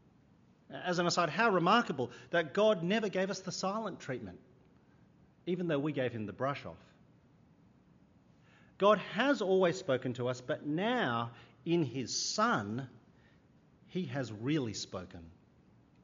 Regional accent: Sydney, New South Wales, Australia; I grew up in Sydney

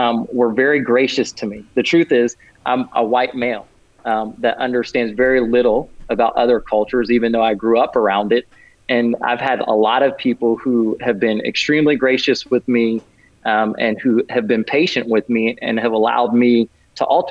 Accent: Orlando, Florida, United States; growing up in Orlando.

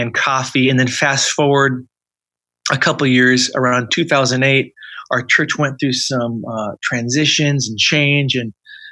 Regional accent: suburb of Seattle, Washington, United States; also born or lived in Alaska; now in Southern California, United States; I grew up in the Northwest, so a suburb of Seattle

